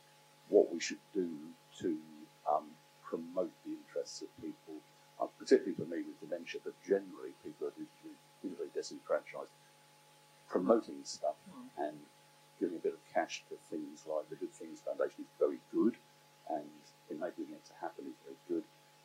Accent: Southampton, South East England, United Kingdom; I'm from Southampton, Itchen, CLP.

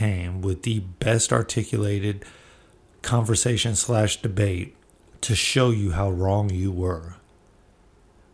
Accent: Bay Area, California, United States; I come from the Bay Area

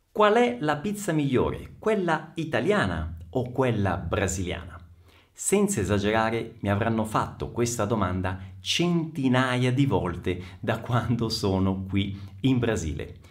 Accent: Messina, Sicily, Italy; Io sono nato a Messina, in Sicilia

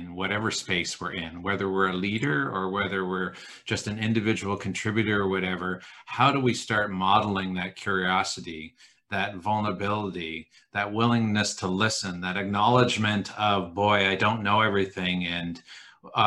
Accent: Brantford, Ontario, Canada; I grew up in Brantford, which is right beside Six Nations.

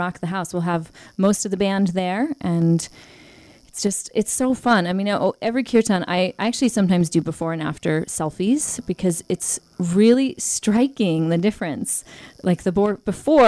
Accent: Boulder, Colorado, United States; I grew up in Boulder

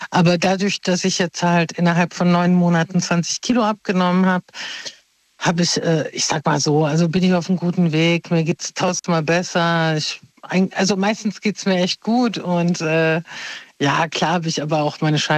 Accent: Mainz, Rhineland-Palatinate, Germany; Ja, wie geil, ich komme aus Mainz.

